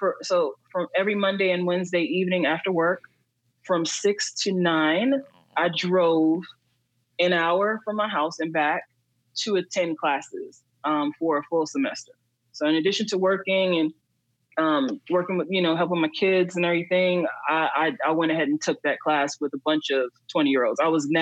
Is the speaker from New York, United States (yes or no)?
yes; Queens, New York, United States; also born or lived in Texas; I'm originally from Queens, but my dad lived in Texas, and I was raised between Texas and New York, between him, my mom, and my dad.